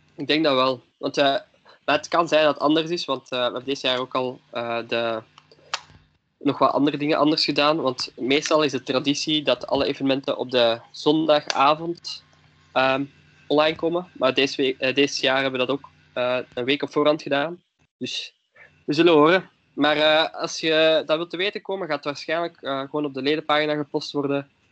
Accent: Leuven, Flanders, Belgium; ik ben van Leuven

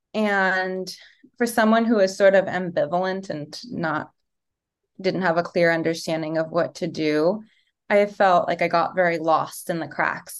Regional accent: Los Angeles, California, United States; also born or lived in Yugoslavia (Serbia); now in New York, United States; I left Yugoslavia during the war and came to Los Angeles, um, when I was a toddler. So I definitely identify with being American, grew up in America

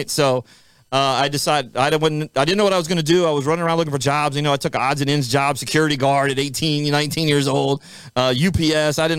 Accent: Florida, United States; my grandparents, as a kid growing up in Florida, owned a roller skating rink, right?

